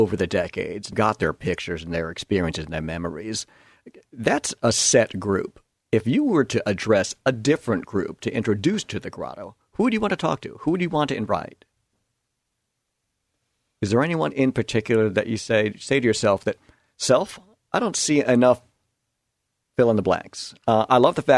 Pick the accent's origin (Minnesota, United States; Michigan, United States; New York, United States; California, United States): New York, United States; moved away as an adult; now in Portland, United States; I grew up in New York